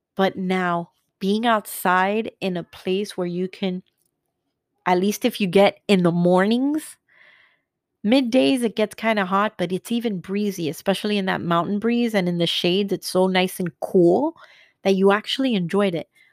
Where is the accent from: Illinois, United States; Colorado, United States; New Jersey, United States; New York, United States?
New Jersey, United States; now in Florida, United States; We're going back to my hometown," "We're going to Jersey